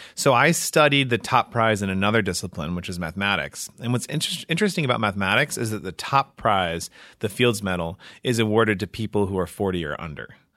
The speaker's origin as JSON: {"language": "English", "town": "Washington", "region": "District of Columbia", "country": "United States", "tie": "born or raised there", "also_born_or_lived": "Massachusetts / New Jersey", "moved": "as an adult", "lives_now": "Indiana, United States", "said": "I was born in D C and grew up in the suburbs just outside of Washington"}